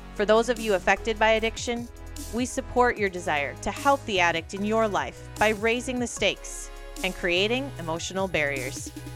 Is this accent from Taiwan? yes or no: yes; Taipei, Taiwan; I was born in Taipei, Taiwan, and grown up in a Chinese culture